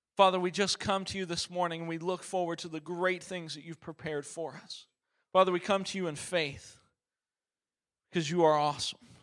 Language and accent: English; Chicago, Illinois, United States; also born or lived in Oregon; I'm originally from Oregon. I was born in Oregon, but my dad and mom split up when I was four. Pretty common story these days. And my mom moved to Chicago